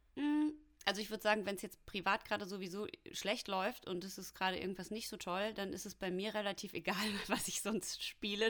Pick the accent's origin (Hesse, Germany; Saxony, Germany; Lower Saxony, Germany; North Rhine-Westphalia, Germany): North Rhine-Westphalia, Germany; Hamm; moved away as an adult; also born or lived in Munich; now in Berlin, Germany; ich komme ja aus dem Ruhrpott